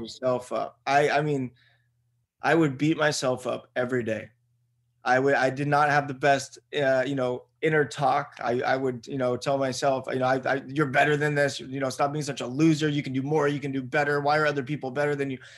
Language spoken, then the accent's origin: English; Buena Park, California, United States; I'm a dude from Buena Park, California